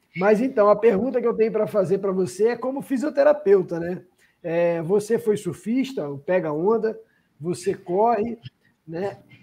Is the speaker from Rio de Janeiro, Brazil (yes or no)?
yes; Rio de Janeiro, Brazil; Eu sou do Rio de Janeiro, né? Sou nascido do Rio de Janeiro